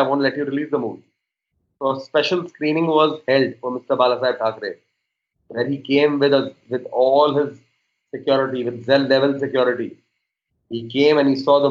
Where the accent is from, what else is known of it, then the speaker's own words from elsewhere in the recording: Mumbai, Maharashtra, India; I was born and brought up in Bombay